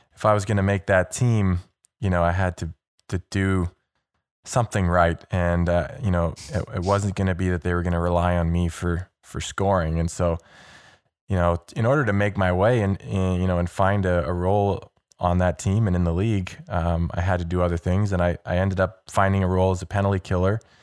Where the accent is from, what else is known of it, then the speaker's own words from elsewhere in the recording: Toronto, Ontario, Canada; I grew up in Toronto, so I'm, you know, I grew up a Leaf fan